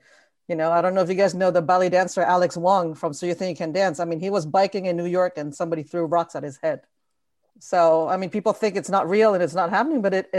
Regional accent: Canada; I'm also Canadian.

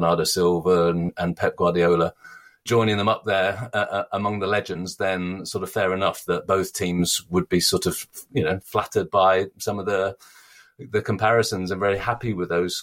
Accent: England, United Kingdom; accent: Sassenach; my Sassanac accent

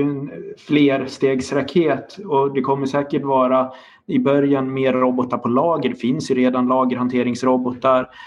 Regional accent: Dalarna County, Sweden; now in Linköping, Sweden; Jag är också uppvuxen på landsbygden i Dalarna

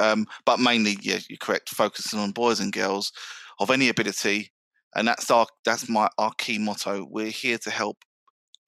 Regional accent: London, United Kingdom; I grew up in South London.

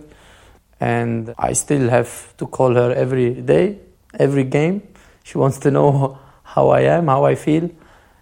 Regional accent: Switzerland; English is a second language; also born or lived in Kosovo; I'm Swiss and I grew up in Switzerland and I love this country

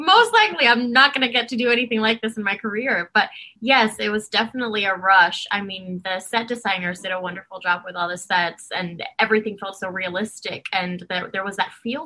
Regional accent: Dominican Republic; moved away; I was born and raised in Dominican Republic

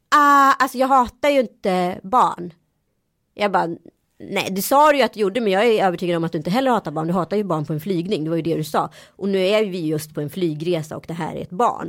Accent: Sweden; jag är svensk

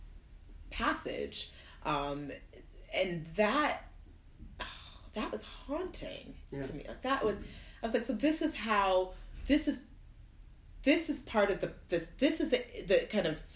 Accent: Fairbanks, Alaska, United States; moved away as an adult; also born or lived in Nigeria / Oklahoma; we moved to Oklahoma for a couple years, and then when I was 6 years old, we moved to Fairbanks, Alaska

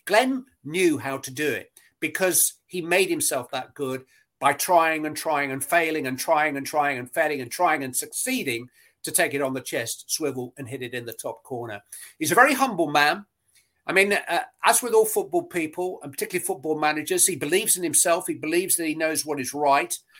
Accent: Bury, North West England, United Kingdom; moved away as an adult; also born or lived in Nottingham; I grew up in Bury

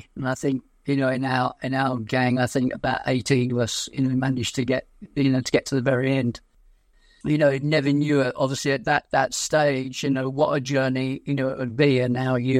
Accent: Blackheath, London, United Kingdom; also born or lived in Aden, Yemen; In fact, I was born in Aden. We eventually settled down in Blackheath in London.

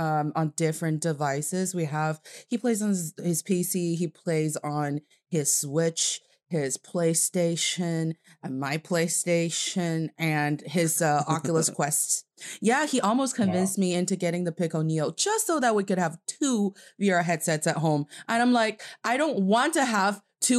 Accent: China; also born or lived in Beijing; I am from China, and I'm talking to you from Beijing, China.

